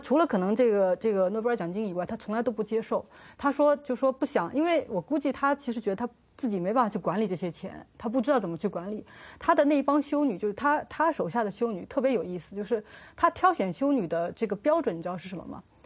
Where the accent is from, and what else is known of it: China